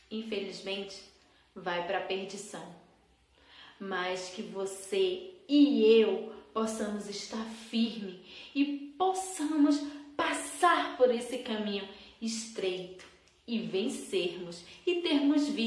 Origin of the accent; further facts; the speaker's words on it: Brazil; Sim, sou brasileira.